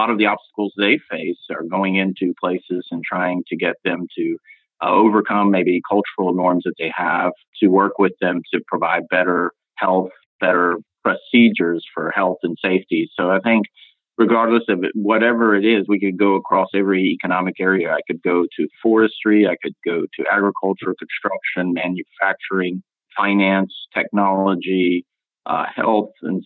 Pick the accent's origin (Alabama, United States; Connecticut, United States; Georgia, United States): Georgia, United States; Atlanta; I grew up in Atlanta